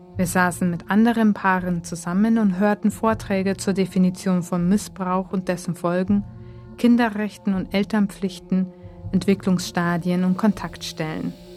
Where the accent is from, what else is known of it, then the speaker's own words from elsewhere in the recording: Germany; now in Japan; Aus Deutschland